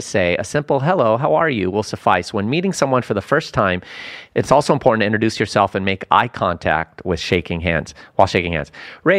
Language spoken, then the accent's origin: English; Lebanon; now in United States; I'm from Lebanon